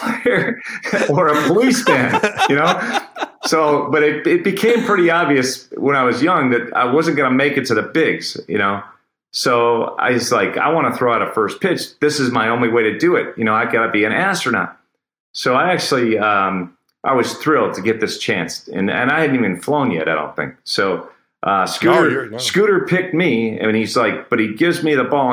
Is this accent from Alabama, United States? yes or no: no; Cleveland, Ohio, United States; I'm from Cleveland